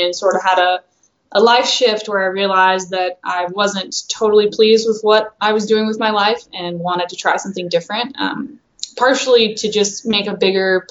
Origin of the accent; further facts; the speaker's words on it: Louisiana, United States; now in North Hollywood, United States; I was from Louisiana